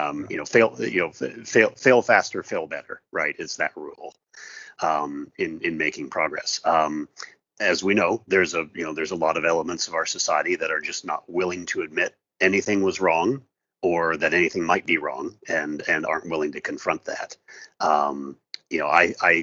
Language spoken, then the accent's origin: English; Seattle, Washington, United States; moved away as an adult; also born or lived in Southern California; my family and I moved from Southern California, where we had been living for 16 years, back to my hometown. So we are now in right in the heart of Seattle.